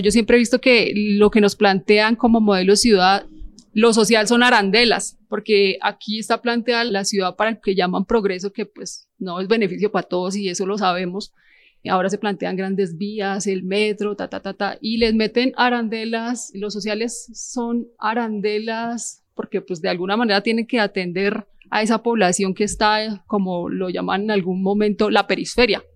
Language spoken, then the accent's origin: Spanish; Villa Nidia, Cerro Norte, Bogotá, Colombia; soy nieta de Villanidia, nieta de Cerro Norte, hija de Villanidia. y soy hija de fundadores del barrio Cerro Norte